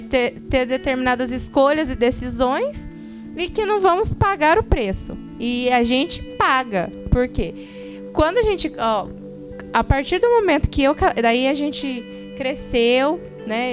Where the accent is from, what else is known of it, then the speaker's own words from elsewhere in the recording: São José dos Campos, São Paulo, Brazil; nós somos aqui de São José dos Campos